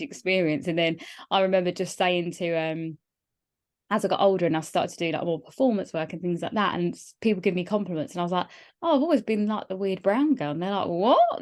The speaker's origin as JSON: {"language": "English", "area": "Kent", "region": "South East England", "country": "United Kingdom", "tie": "born or raised there", "said": "where I grew up in Kent"}